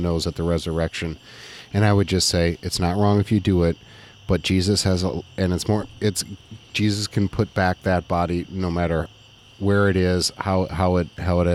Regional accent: United States; as an American

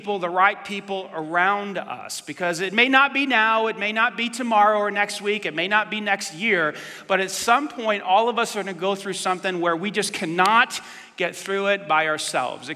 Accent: New York, United States; I grew up in New York

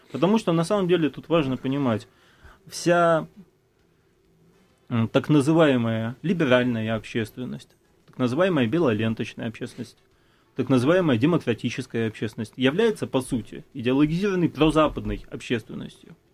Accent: Latvia; now in Russia; после переезда э, в Россию мне пришлось достаточно... Я, я из Латвии. Латвия страна Европейского Союза

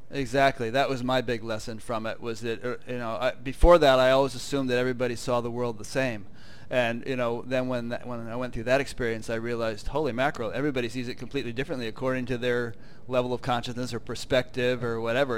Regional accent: Fairfield, Connecticut, United States; I'm from Connecticut

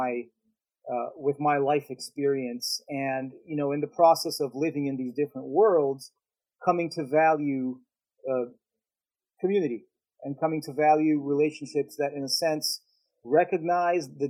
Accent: Brazil; English is a second language; moved away as an adult; now in Dallas, United States; I'm not American, you know, and then how do I identify as a Brazilian

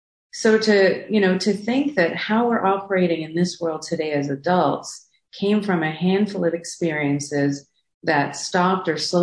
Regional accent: South Africa; born there; I was born in South Africa during apartheid.

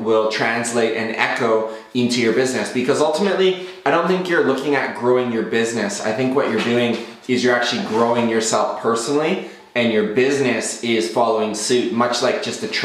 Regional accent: Southern Ontario, Canada; I was raised in Southern Ontario from the ages of 6 years old to 12 years old.

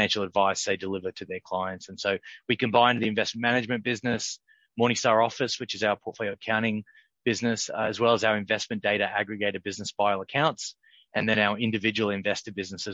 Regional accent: Sydney, New South Wales, Australia; moved away as an adult; now in Chicago, United States; I grew up in Sydney, actually.

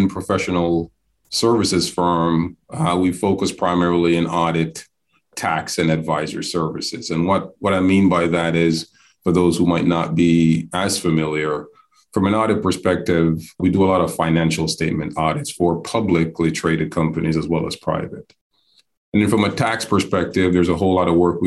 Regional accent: Jamaica; moved away as an adult; also born or lived in New York City / Hattiesburg, Mississippi; now in Atlanta, United States; I'm actually based in Atlanta, and I'll get to that to this later, but born and raised in Jamaica by way of New York City.

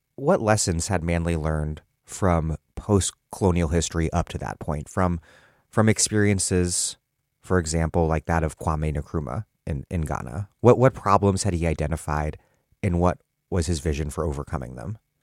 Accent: Washington, District of Columbia, United States; now in Providence, United States; I was growing up in Washington, D C in the nineteen nineties

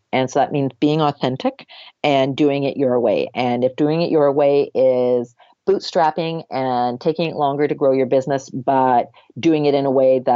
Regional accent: Canada; we're Canadian

